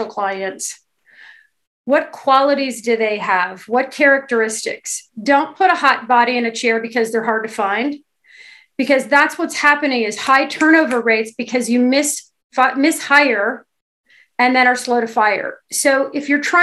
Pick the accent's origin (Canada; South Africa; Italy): Canada; Kingston, Ontario; I come from a small town. I'm from Kingston, Ontario